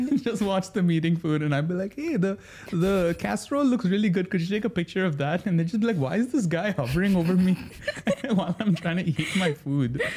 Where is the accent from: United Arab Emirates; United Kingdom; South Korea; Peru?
United Arab Emirates; Sharjah; now in Dubai, United Arab Emirates; born and raised in Sharjah.